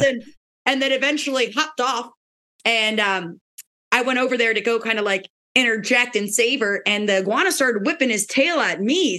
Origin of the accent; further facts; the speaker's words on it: Pennsylvania, United States; moved away as an adult; now in Florida, United States; I'm from Pennsylvania originally